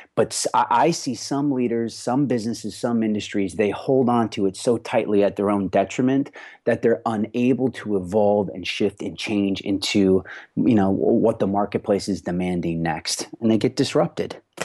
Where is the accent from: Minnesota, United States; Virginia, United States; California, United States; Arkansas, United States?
Minnesota, United States; Rochester; now in Los Angeles, United States; I grew up on a fourth generation farm in southern Minnesota